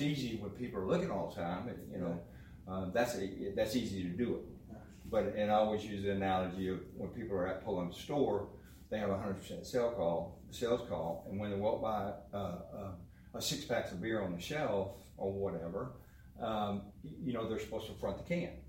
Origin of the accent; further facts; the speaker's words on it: McGregor, Texas, United States; also born or lived in Midland, Texas / Waco, Texas; nine I moved to McGregor